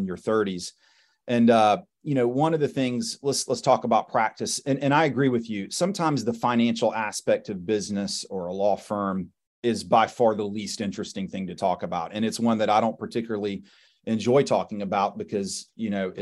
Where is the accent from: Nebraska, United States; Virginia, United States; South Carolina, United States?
South Carolina, United States; Summerville; growing up in Somerville, which is, you know, suburb just right outside of Charleston